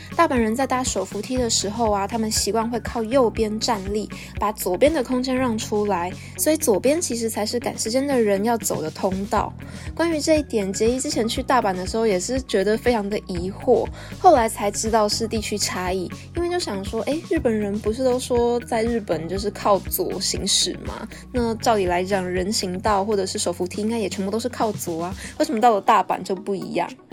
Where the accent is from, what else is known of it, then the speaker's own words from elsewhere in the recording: Taoyuan, Taiwan; moved away as an adult; also born or lived in Taipei; 因为我自己身为桃园人